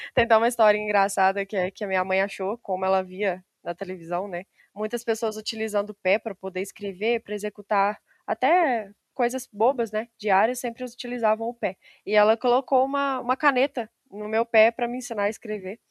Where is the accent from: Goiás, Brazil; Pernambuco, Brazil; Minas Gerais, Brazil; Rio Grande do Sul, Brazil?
Minas Gerais, Brazil; Simonésia; accent: mineiro; eu moro no interior de Minas Gerais, bem no interiorzinho mesmo, uma cidadezinha chamada Simonésia